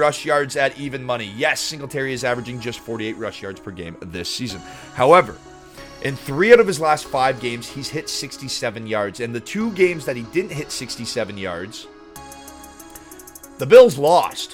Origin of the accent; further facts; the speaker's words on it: Canada; I am Canadian.